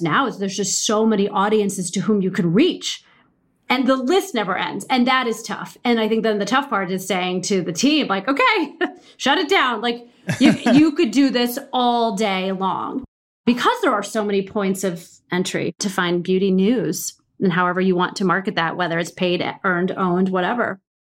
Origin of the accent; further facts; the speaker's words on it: Midwest, United States; I'm from the Midwest